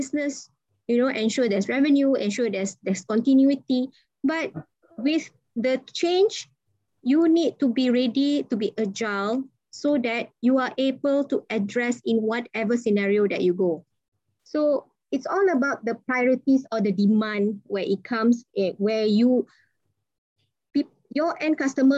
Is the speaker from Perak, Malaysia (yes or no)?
yes; Ipoh, Perak, Malaysia; I'm from Ipoh